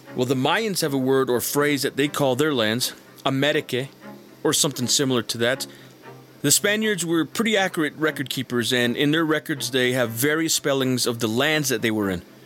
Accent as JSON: {"language": "English", "region": "a reservation in New Mexico", "country": "United States", "tie": "born or raised there", "said": "as a Native person uh, who was born and raised on a reservation in New Mexico"}